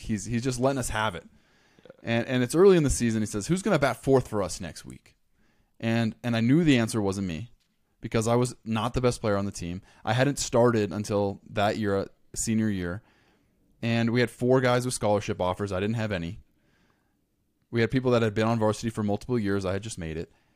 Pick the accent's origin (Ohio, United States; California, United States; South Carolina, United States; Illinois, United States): California, United States; Los Angeles County, Southern; moved away as an adult; I grew up in Southern California, Los Angeles County